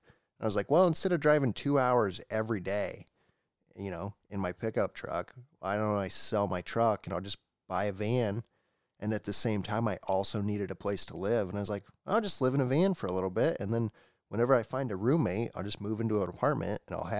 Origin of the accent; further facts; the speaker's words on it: Indiana, United States; moved away as an adult; also born or lived in Texas; So I grew up in Indiana and lived there my whole life. And then when I was 20 years old, I decided that, hey, I want to do something different. I want to leave.